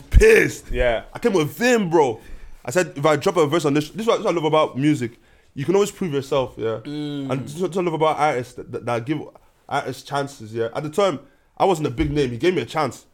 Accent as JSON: {"language": "English", "country": "Ireland", "said": "as Irish people, as even black as black Irish people"}